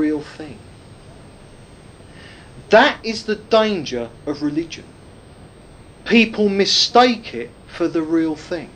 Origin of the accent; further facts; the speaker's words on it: United Kingdom; being British